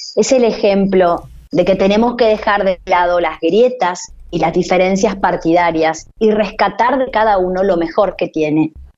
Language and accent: Spanish; Argentina; somos los argentinos